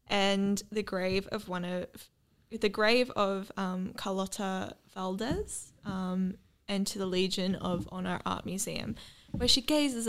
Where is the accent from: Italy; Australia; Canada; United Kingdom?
Australia; we're Australian